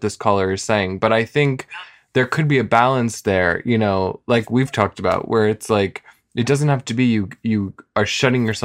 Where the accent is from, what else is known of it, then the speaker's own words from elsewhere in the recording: New York City, New York, United States; being a New Yorker